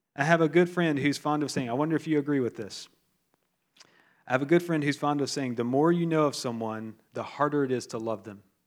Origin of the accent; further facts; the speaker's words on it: the South of the United States, United States; I'm from the South of the United States